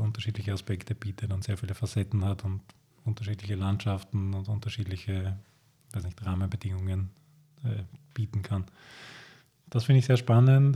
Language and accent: German; Lower Austria, Austria; ich komme auch aus Niederösterreich